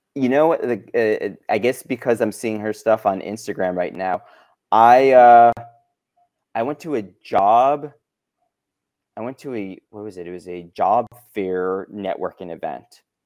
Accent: Chicago, Illinois, United States; moved away as an adult; now in Los Angeles, United States; born and raised in Chicago, came out to L A for college, never left

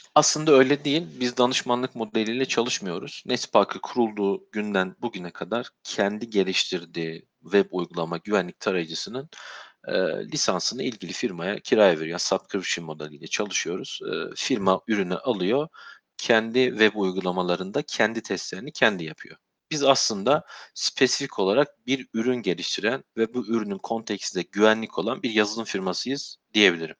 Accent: Sivas, Sivas Province, Turkey; moved away as an adult; also born or lived in Istanbul; Doğma büyüme Sivaslıyım. Üniversite yıllarına kadar e, Sivas'ta yaşadım.

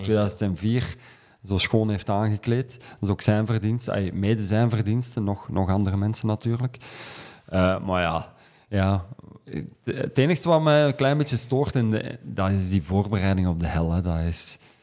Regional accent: Kempen, Flanders, Belgium; ik ben van de Kempen afkomstig.

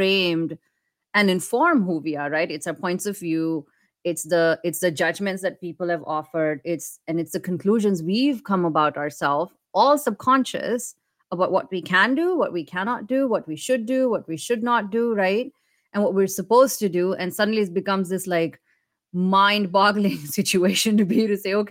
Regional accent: India; moved away as an adult; now in United States; Me growing up in India

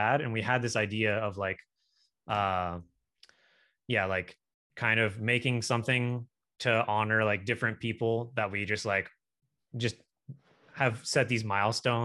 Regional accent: Sacramento, California, United States; moved away as an adult; now in Atlanta, United States; I'm from Sacramento, California, but I actually live in Atlanta.

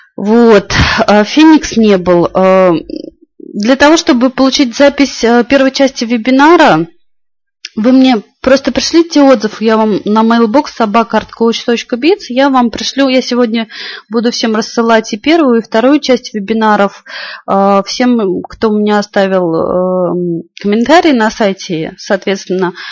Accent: Moscow Oblast, Russia; Я из Москвы

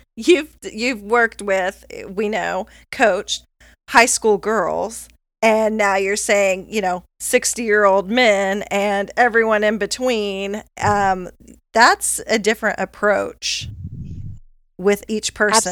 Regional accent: United States; I'm an American

